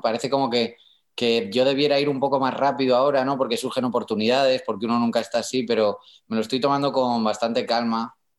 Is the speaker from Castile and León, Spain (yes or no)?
no; Madrid, Community of Madrid, Spain; accent: madrileño; Yo nací en Puerta del Ángel